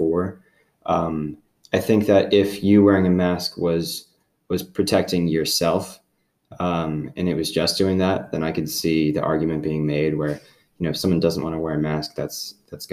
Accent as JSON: {"language": "English", "town": "Hilton Head", "region": "South Carolina", "country": "United States", "tie": "born or raised there", "said": "my hometown on Hilton Head"}